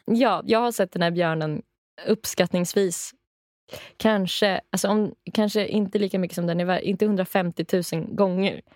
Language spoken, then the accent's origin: Swedish; Rättvik, Dalarna County, Sweden; från min hemstad, eller hemby, Rättvik